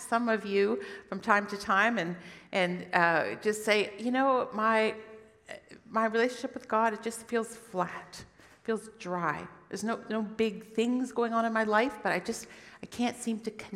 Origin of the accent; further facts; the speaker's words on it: United States; moved away; where I grew up anyway in the States